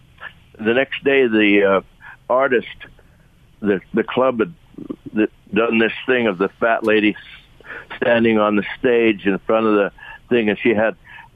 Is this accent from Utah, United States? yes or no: yes; Union, Utah, United States; We grew up in Union, and it was so far away from Salt Lake that the sun came up between us